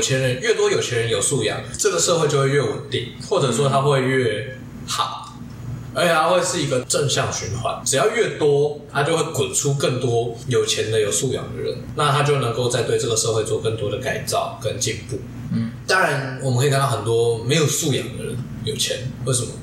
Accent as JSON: {"language": "Chinese", "region": "Pingtung County", "country": "Taiwan", "tie": "born or raised there", "said": "我家乡屏东来的"}